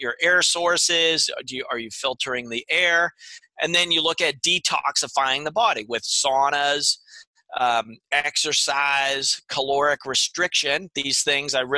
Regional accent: Pennsylvania, United States; moved away; I'm originally from Pennsylvania

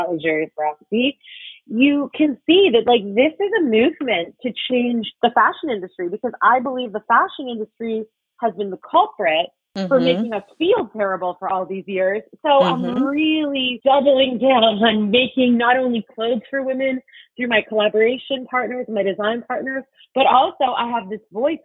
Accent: Toronto, Ontario, Canada; I grew up in Etobicoke in Toronto

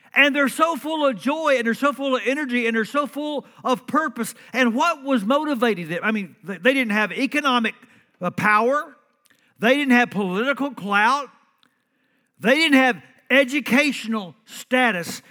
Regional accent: Central Texas, United States; I'm from Texas, uh, Central Texas.

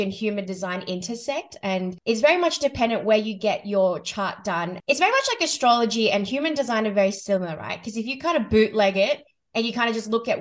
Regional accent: Sydney, New South Wales, Australia; I was born and based in Sydney, Australia

